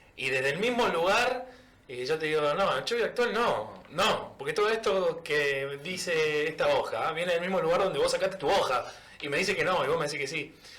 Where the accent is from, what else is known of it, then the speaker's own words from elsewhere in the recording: Argentina; como argentino